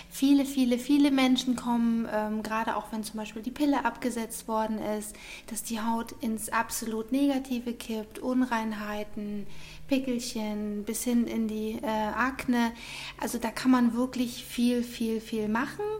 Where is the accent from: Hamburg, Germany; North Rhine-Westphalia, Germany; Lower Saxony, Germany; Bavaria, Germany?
Bavaria, Germany; Munich; ähm, bin aus München, bin 40 Jahre alt